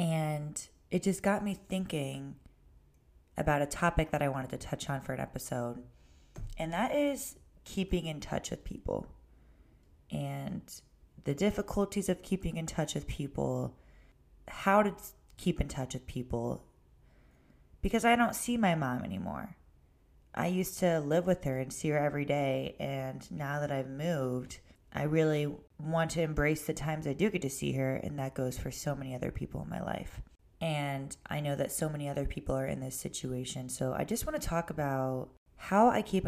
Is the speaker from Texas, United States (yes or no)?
no; Ohio, United States; It wasn't until after college, I moved only an hour away from my hometown to Cleveland.